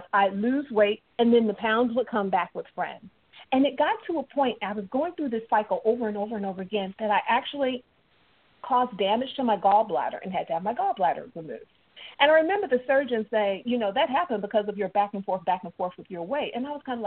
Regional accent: Chicago, Illinois, United States; moved away; also born or lived in Mississippi; I was born up in Chicago, but I have very deep southern roots

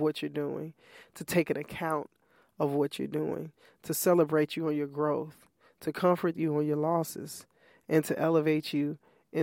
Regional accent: Chicago, Illinois, United States; moved away; my family and my mom and sibling and other family members in Chicago.

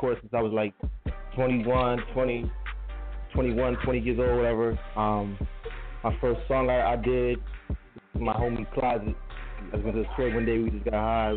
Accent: New York, United States; moved away as an adult; now in Philadelphia, United States; Originally, I'm from New York, but I came to Philly

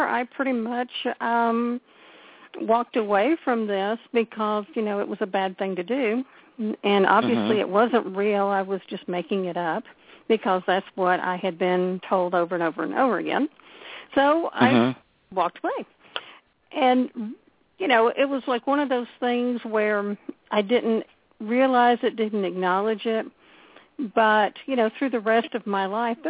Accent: Houston, Texas, United States; I grew up in Houston.

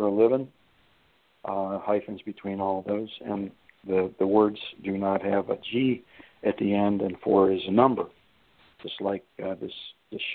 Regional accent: Youngstown, Ohio, United States; moved away; also born or lived in Flint, Michigan; my hometown, Youngstown down there, where I grew up

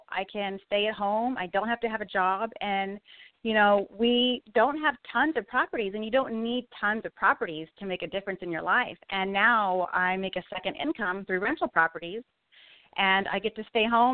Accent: Southern California, United States; I'm originally from Southern California.

